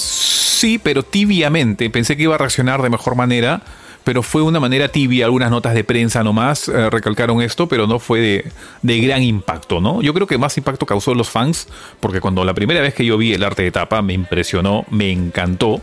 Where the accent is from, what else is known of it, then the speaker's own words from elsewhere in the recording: Peru; para los que somos peruanos